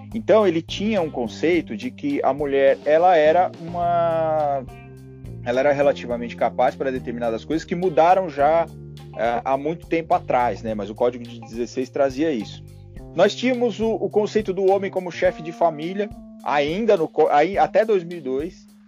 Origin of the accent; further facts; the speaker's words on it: São Paulo, Brazil; Porque eu sou de São Paulo.